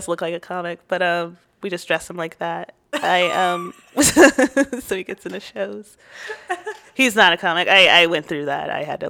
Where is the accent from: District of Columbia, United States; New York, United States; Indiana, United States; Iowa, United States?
New York, United States; born there; now in Austin, United States; I was born in New York and made it in Austin.